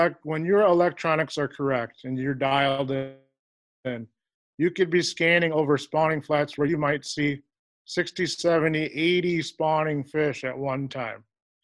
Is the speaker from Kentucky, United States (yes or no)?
no; Fridley, Minnesota, United States; also born or lived in St. Croix Falls, Wisconsin; now in Chetek, United States; I grew up in Fridley, Minnesota, which would be a kind of north suburb